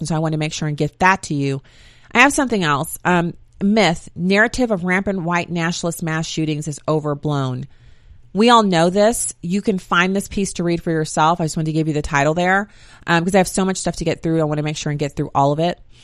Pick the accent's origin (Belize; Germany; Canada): Germany; moved away; I grew up in Germany